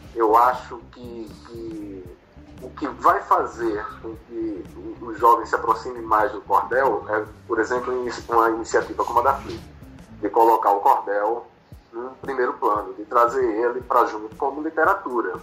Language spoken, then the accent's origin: Portuguese; Recife, Pernambuco, Brazil; moved away as an adult; also born or lived in Natal; now in Rio de Janeiro, Brazil; sou de Recife, nasci em Natal, mas fui criado no Recife. E vim para o Rio aos 30 anos